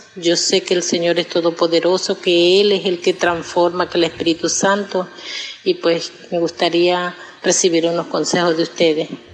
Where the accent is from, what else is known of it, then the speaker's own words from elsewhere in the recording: Zulia, Venezuela; soy de Venezuela, Estado Zulia